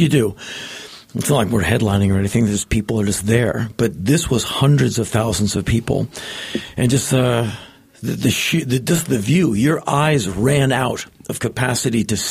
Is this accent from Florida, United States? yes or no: no; Washington, District of Columbia, United States; moved away as an adult; now in Los Angeles, United States; I grew up in Washington, right, DC